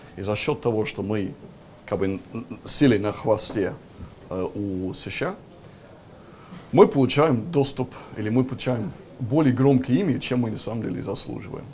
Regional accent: Lancaster, North West England, United Kingdom; Russian is a second language; now in Russia; я как раз вырос в городе Ланкастер, маленький очень городок

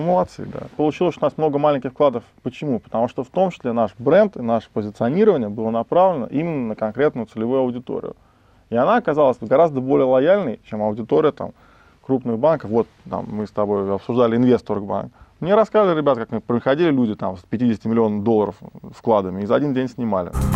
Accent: Moscow, Russia; Я вырос, родился в Москве, учился в Москве

